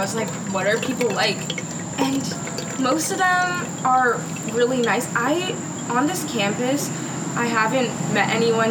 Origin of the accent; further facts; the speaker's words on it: Canada; I don't know if it's because I came from Canada, but I've always just been the kind of person to just be like, hey, like, how are you?